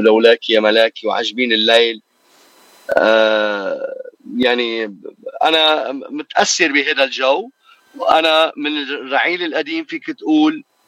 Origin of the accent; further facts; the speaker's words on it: Lebanon; now in Toronto, Canada; بلدنا لبنان